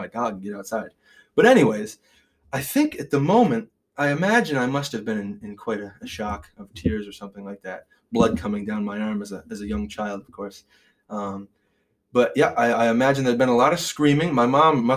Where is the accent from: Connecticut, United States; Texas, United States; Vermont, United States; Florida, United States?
Vermont, United States; Irasburg; I'm from Irisburg, it does border Brownington.